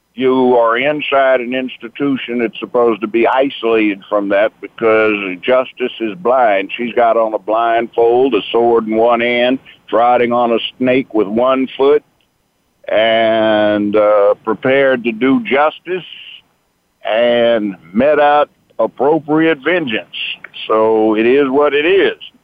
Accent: Los Angeles, California, United States; moved away as an adult; also born or lived in Memphis, Tennessee; I grew up in Los Angeles.

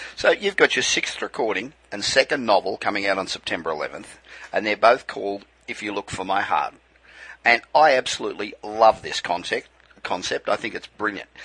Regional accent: Australia; now in Los Angeles, United States; the Aussies, my original home

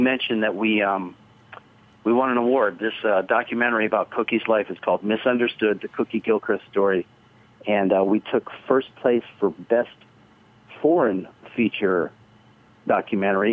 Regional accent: Canton, Ohio, United States; we grew up in the Hall of Fame city

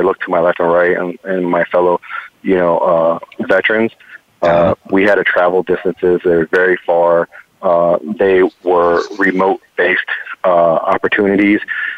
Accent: Cleveland, Ohio, United States; also born or lived in Cincinnati / California; now in Tampa, United States; And coming from Ohio, where typically I moved from Cleveland to Cincinnati, and I thought, you know, I wasn't going to get the effects of winter in Cincinnati.

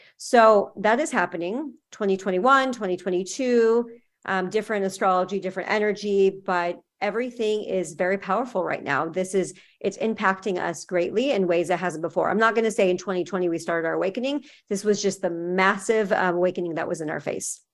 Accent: California, United States; moved away as an adult; now in Miami, United States; I'm from California

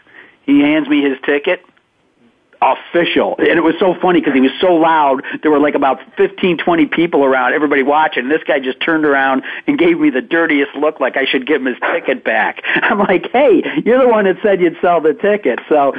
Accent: Saratoga Springs, New York, United States; when I was a young kid, I grew up in the Saratoga area.

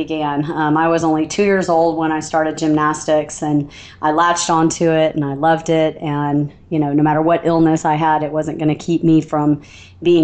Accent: Alabama, United States; I don't know if you can hear the little twinge in the back of my accent, but I'm from Alabama

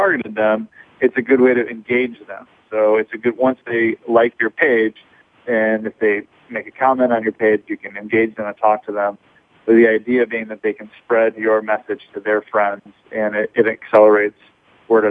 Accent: Michigan, United States; now in Chicago, United States; I'm originally from Michigan, which is not too far from here

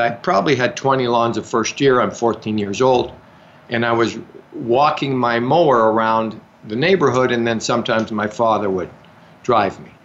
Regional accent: Calgary, Alberta, Canada; I grew up in Calgary.

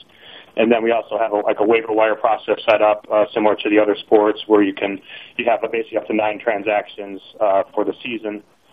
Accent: Binghamton, New York, United States; moved away; also born or lived in Louisville, Kentucky; I grew up in Binghamton, New York

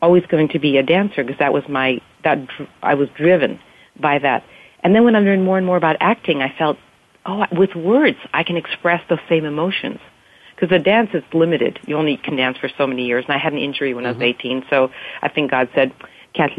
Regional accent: Canada; moved away as an adult; also born or lived in Montreal, Quebec / Victoria, British Columbia / Europe; now in California, United States; I was born in Canada and grew up there, and my parents left during the revolution in Hungary and came to Canada in 1956 and settled in Montreal, and I was born there and grew up there. And then actually when I was like 9, we moved to Victoria, British Columbia

